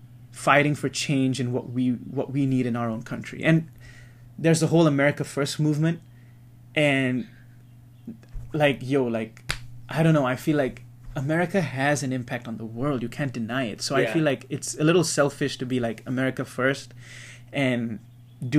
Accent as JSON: {"language": "English", "country": "Singapore", "tie": "born or raised there", "said": "growing up in Singapore, that's so small"}